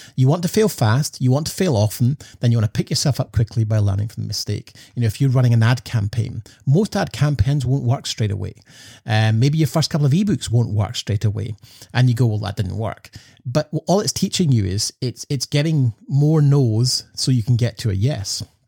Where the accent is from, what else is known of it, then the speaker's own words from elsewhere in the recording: Scotland, United Kingdom; growing up in Scotland